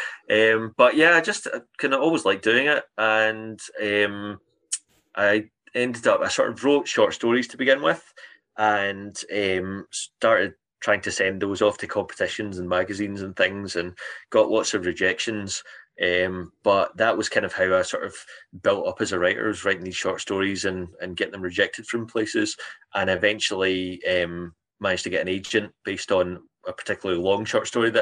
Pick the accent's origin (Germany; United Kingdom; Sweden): United Kingdom; Cambuslang, Scotland; I grew up in Cambus Lang, and I remember going down to the old library there